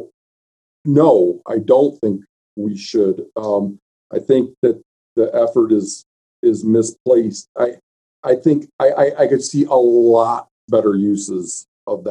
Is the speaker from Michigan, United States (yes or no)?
yes; Michigan, United States; moved away as an adult; also born or lived in Montana; now in Miles City, United States; where I grew up in Michigan